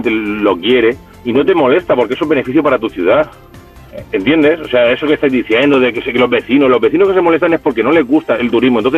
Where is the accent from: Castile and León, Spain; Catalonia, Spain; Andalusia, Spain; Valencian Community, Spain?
Valencian Community, Spain; Alicante; Como alicantino